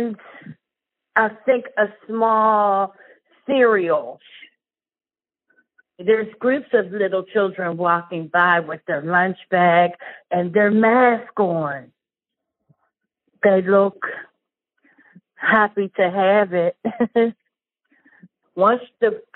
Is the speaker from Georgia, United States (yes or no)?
no; Pittsburgh, Pennsylvania, United States; I am from the Mon Valley on the east side of Pittsburgh, Pennsylvania.